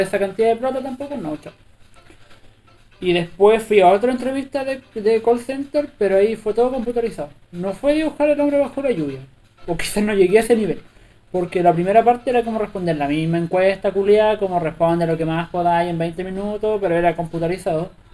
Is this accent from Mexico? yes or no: no; Río Negro, Los Lagos, Chile; moved away as an adult; also born or lived in Concepción / Osorno; now in Santiago, Chile; yo no vengo como de Osorno, sino que de Río Negro, que es un pueblo que no tiene ni, semáforo